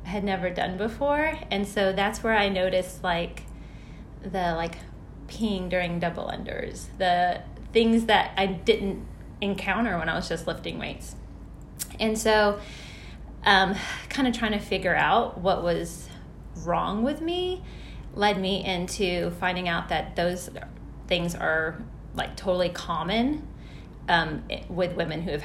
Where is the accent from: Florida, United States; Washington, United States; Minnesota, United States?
Florida, United States; Clearwater; moved away as an adult; also born or lived in Elizabethtown, Kentucky; now in New Albany, United States; I am from Clearwater, Florida